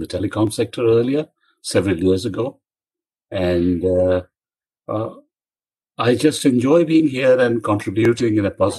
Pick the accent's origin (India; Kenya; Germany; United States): India; moved away as an adult; now in Australia; I'm from India originally, and I came to Australia 40 years ago